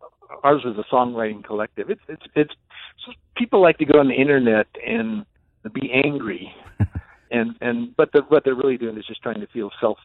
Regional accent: California, United States; Where I grew up in California

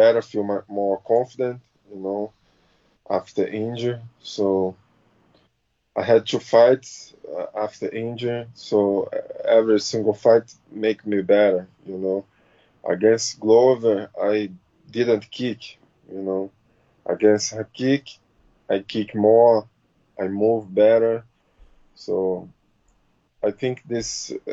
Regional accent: Rio de Janeiro, Brazil; English is a second language; moved away as an adult; now in Florida, United States; Rio de Janeiro, my hometown

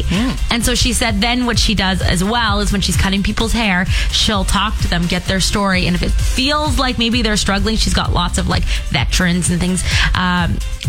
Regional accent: Fort Qu'Appelle, Saskatchewan, Canada; born or raised there; moved away

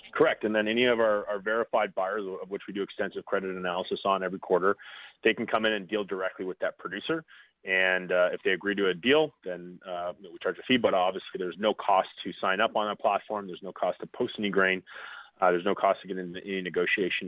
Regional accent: Foam Lake, Saskatchewan, Canada; my roots are in Foam Lake, Saskatchewan. That's my hometown

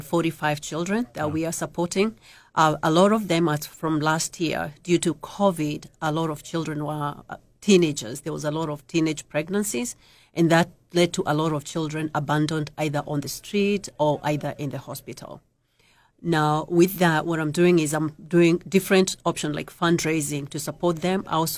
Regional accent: Kenya; moved away as an adult; I came from Kenya 19 years ago with my two children, 2.5 and 8 years.

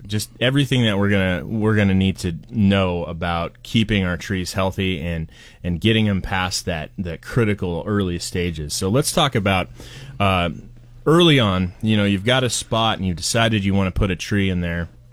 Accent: Portland, United States; moved away; I'm from Portland

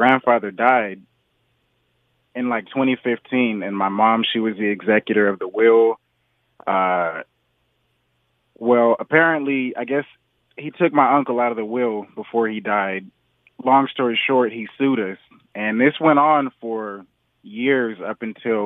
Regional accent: Torrance, California, United States; I'm from Torrance, but I'm out here in Beaumont right now at work.

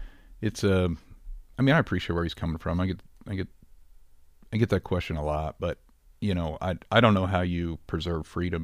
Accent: Rogersville, Missouri, United States; born or raised there

